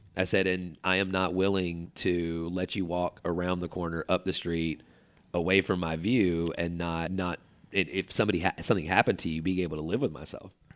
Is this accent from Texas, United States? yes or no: no; Chapel Hill, North Carolina, United States; also born or lived in Durham, North Carolina; I grew up in Chapel Hill in a very nice neighborhood